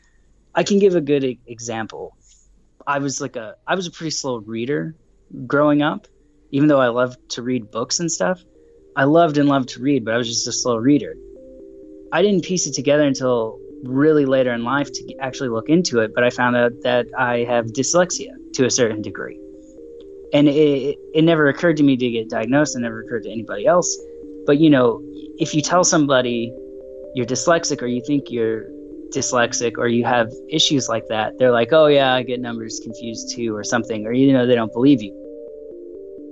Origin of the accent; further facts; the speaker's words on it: Dallas, Texas, United States; I'm from Dallas, Texas in the United States.